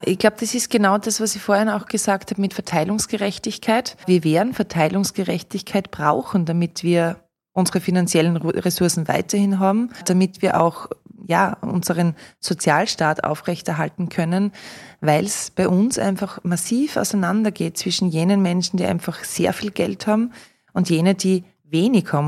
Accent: Austria; bei uns in Österreich

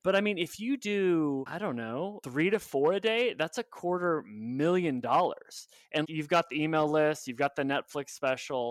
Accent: Oklahoma, United States; moved away; also born or lived in New York; I'm from Oklahoma, and then I moved to New York

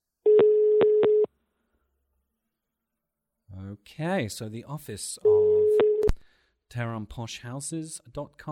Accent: England, United Kingdom; I'm from England

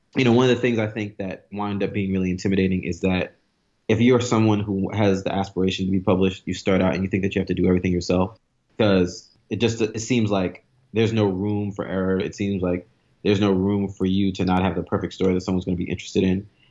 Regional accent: New York City, New York, United States; I grew up in Brooklyn

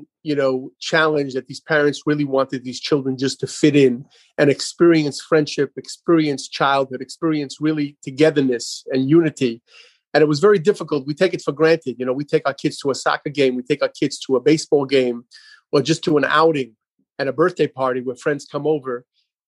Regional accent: New York City, New York, United States; moved away as an adult; I grew up in Brooklyn, New York. Even though I'm out here over 25 years, I grew up in a beautiful community known as Crown Heights

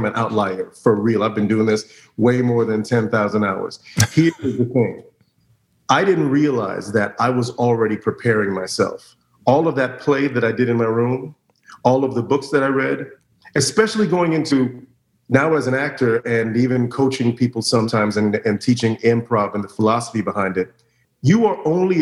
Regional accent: Orlando, Florida, United States; I was very lucky growing up in Orlando in the late 80s, early 90s is when I started acting

